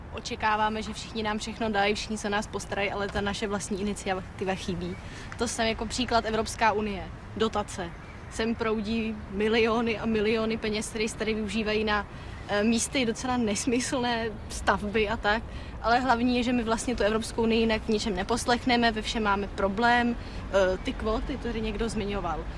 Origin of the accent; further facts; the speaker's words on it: Czechia; jsme Češi